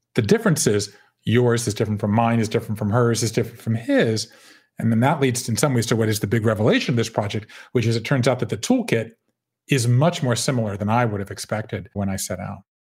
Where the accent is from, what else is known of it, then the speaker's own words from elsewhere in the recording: Savannah, Georgia, United States; moved away as an adult; also born or lived in Connecticut / Japan; I grew up in Savannah, Georgia